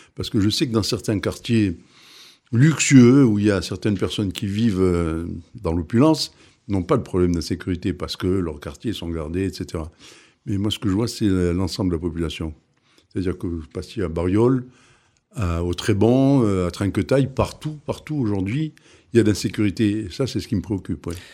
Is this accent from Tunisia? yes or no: yes; Tunisia; now in Arles, France; J'ai vécu, je suis né en Tunisie, j'ai vécu en Tunisie, et autour de nous, on avait Tuburbo Majus, on avait le Colisée d'Elgem, on avait des choses magnifiques j'ai été élevé dans cet esprit. Enfin, j'ai vu ça toute ma jeunesse